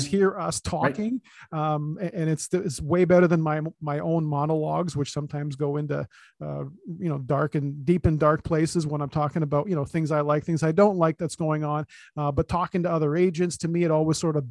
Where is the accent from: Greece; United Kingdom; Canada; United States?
Canada; Toronto, Ontario; born or raised there